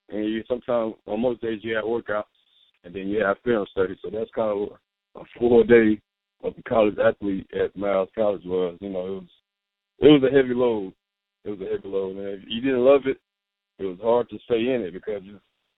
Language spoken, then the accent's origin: English; Huntsville, Alabama, United States; I'm actually from Huntsville, Alabama